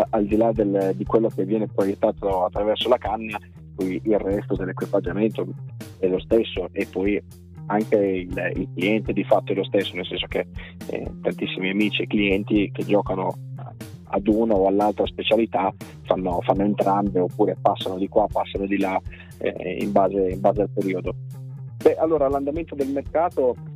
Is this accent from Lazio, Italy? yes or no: no; Reggio Emilia, Emilia-Romagna, Italy; sono nato e cresciuto a Reggio Emilia